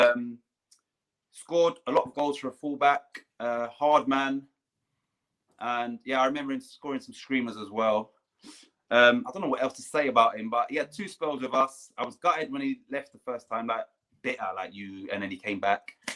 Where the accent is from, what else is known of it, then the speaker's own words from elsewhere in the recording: London, United Kingdom; I grew up on Putney Vale State, which is where Wimbledon used to train.